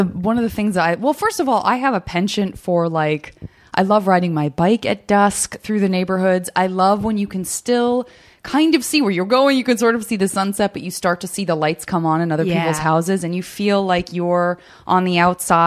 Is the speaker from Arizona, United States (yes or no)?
yes; Arizona, United States; I'm from Arizona